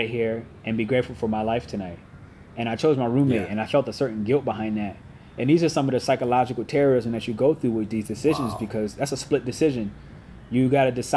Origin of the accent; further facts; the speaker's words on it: Connecticut, United States; I'm from Connecticut, which is 6 hours away, and 2 hours from New York